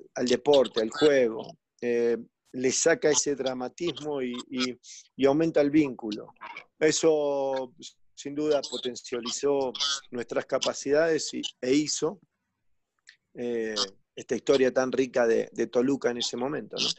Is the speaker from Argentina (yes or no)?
yes; Argentina; now in Mexico; digo que Argentina es mi patria y México es mi casa